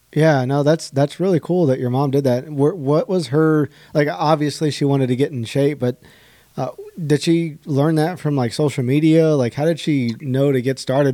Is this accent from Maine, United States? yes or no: no; Dripping Springs, Texas, United States; now in Houston, United States; I'm originally from Dripping Springs, which is like right outside of Austin